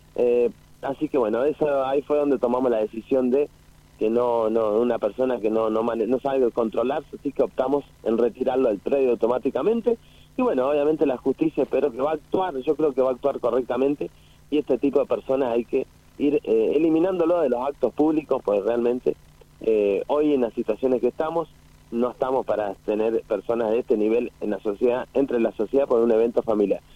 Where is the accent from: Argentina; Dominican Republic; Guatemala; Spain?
Argentina; San Rafael, Mendoza; moved away; Yo nací en San Rafael